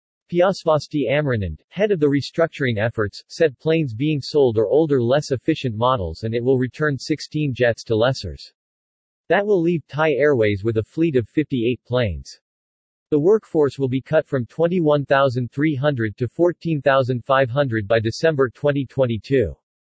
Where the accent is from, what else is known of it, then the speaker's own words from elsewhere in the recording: Yorkshire and the Humber, United Kingdom; now in Thailand; I'm a Yorkshire lad